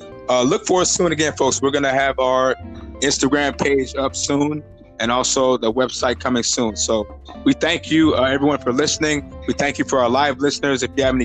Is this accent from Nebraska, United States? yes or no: yes; Nebraska, United States; Bob is stuck in my home state in Nebraska, in Lincoln.